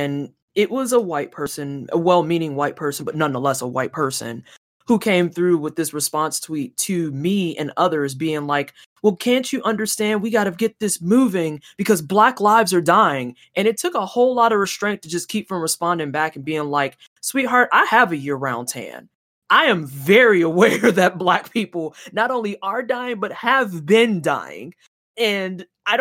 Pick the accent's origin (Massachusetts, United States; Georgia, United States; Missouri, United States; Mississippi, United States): Missouri, United States; St. Louis; moved away; also born or lived in Indiana; I'm originally from St. Louis, Missouri